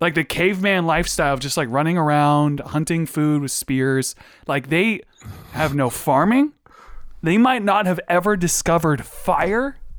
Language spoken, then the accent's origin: English; Virginia, United States; we're all from Virginia